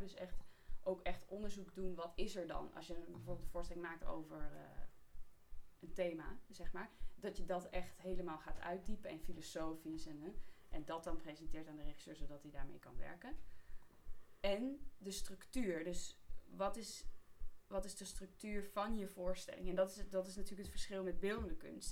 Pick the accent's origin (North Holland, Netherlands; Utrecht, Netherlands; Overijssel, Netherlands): Utrecht, Netherlands; Amersfoort; ik ben wel geboren en getogen Amersfoort